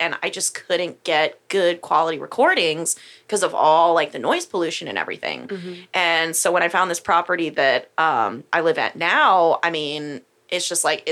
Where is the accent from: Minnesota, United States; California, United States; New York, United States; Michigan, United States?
Michigan, United States; also born or lived in Humble, Texas; now in New Caney, United States; I grew up in Michigan, and we had like a fourth of an acre that backed up on woods